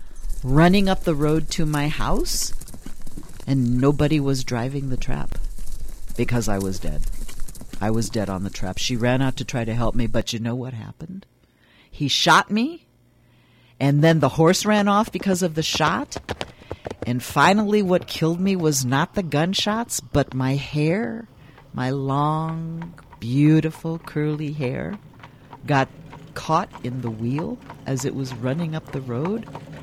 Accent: Switzerland; born there; English is a second language; But my family is Swiss Italian, and we have been living. I was born in Switzerland, actually. But you can speak to me in many different languages. I speak several.

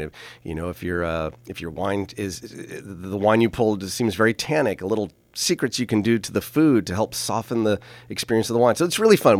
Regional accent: St. Helena, California, United States; Even when I was at Saint Helena Elementary and the middle school

